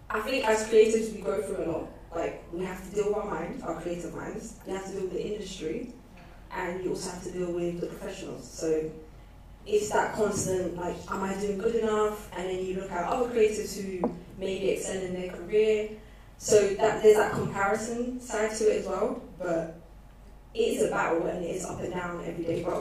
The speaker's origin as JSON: {"language": "English", "region": "London", "country": "United Kingdom", "tie": "born or raised there", "also_born_or_lived": "Eritrea / Italy"}